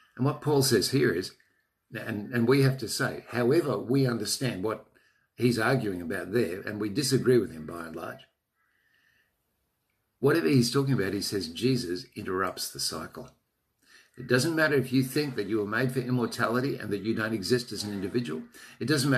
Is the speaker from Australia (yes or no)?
yes; Australia; I'm an Australian.